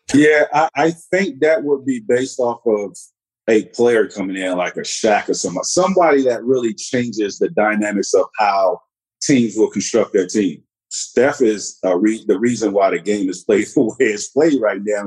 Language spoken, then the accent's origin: English; Central Florida, United States; moved away as an adult; a Central Florida kid